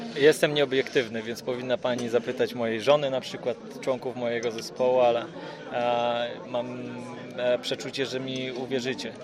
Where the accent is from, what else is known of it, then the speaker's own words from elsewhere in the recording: Ustroń, Silesian Voivodeship, Poland; niedaleko mojego rodzinnego miasta Ustroń